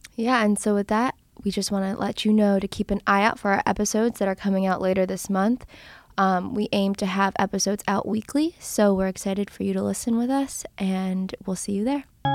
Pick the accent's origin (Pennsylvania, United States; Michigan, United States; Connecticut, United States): Pennsylvania, United States; Philadelphia; I'm from the Philadelphia area. I've been here most of my life.